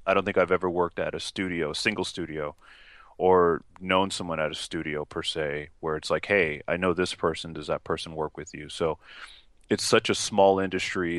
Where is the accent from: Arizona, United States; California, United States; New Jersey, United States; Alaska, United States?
California, United States; Los Angeles; moved away as an adult; also born or lived in Bronx, New York / Utah; now in Seattle, United States; moved out to L A when I was about three